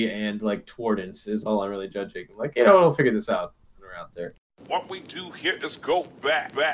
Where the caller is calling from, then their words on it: Stuart, Florida, United States; I come to you guys from Stuart, Florida.